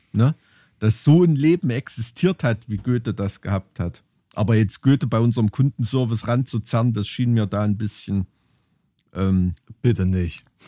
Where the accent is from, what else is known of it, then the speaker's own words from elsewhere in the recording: East Germany, Germany; als Kind in der DDR